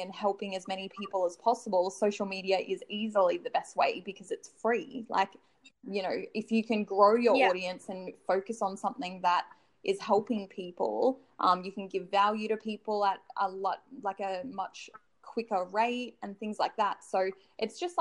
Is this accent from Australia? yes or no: yes; Noosa, Queensland, Australia; I grew up in Noosa on the Sunshine Coast